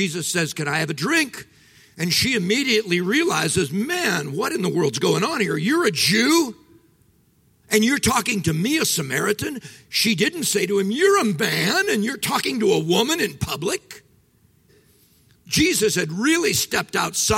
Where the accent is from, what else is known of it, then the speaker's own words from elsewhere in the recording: Midwest, United States; I'm from the Midwest